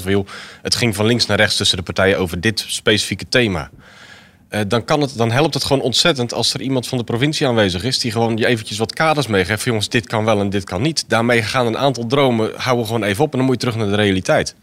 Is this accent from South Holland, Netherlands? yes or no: yes; Zwijndrecht, South Holland, Netherlands; ik ben geboren getogen in Zwijndrecht, dus elk hoekje en, en plekje ken ik eigenlijk wel.